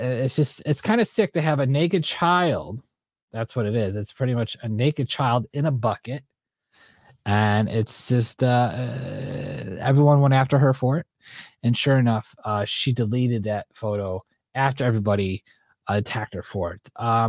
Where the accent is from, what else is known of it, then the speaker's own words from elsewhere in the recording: Buffalo, New York, United States; I'm from Buffalo